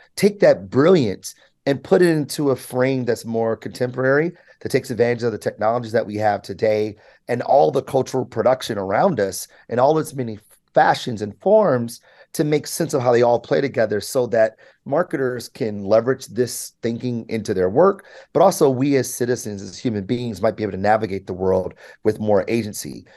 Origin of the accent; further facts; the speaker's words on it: Michigan, United States; also born or lived in New York; I was able to to to to grow up here.